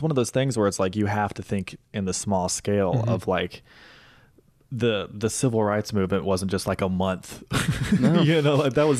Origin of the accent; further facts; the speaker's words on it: Mississippi, United States; moved away as an adult; I'm studying in a place other than my home state, but I do want to come back and film stuff in Mississippi